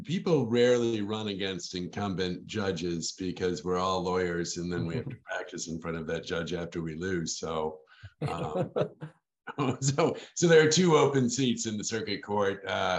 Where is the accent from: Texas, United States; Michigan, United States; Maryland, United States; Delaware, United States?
Michigan, United States; Kalamazoo; also born or lived in Washington D.C.; I grew up here in Kalamazoo.